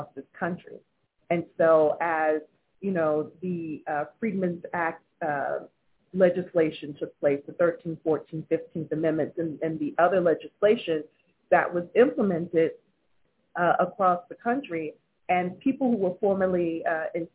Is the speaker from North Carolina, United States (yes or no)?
yes; Wilmington, North Carolina, United States; my hometown of Wilmington, North Carolina